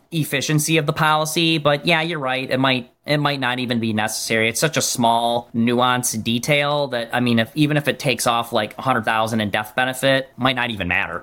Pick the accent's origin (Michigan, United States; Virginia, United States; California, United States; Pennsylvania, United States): Michigan, United States; I'm from Michigan.